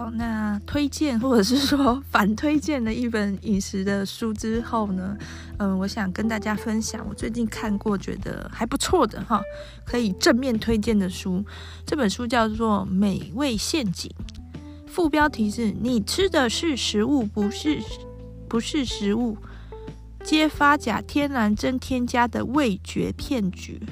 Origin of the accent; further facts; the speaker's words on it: Taiwan; 我就是台湾人